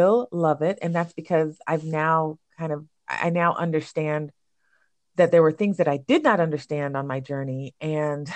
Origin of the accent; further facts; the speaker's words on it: Alabama, United States; moved away as an adult; also born or lived in New York; I grew up in Alabama